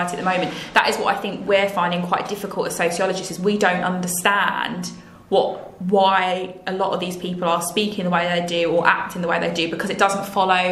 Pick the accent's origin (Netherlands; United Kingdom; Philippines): United Kingdom; West Midlands; also born or lived in Hackney, London; now in London, United Kingdom; I was born in Hackney. I grew up in the West Midlands, and I'm a returning Londoner.